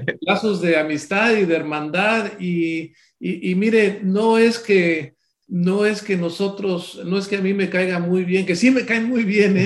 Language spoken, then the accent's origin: Spanish; Córdoba, Veracruz, Mexico; Yo soy de Córdoba, Veracruz